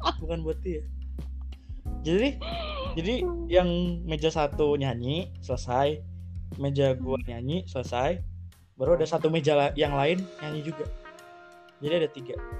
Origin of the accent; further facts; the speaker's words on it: Bogor, West Java, Indonesia; dari S D, eh, dari kecil, di Bogor terus